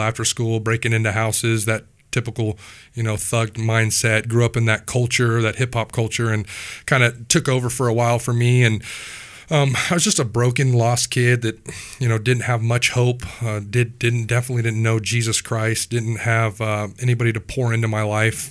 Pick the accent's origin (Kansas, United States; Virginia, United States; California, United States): Kansas, United States; Wichita; I grew up here in Wichita, Kansas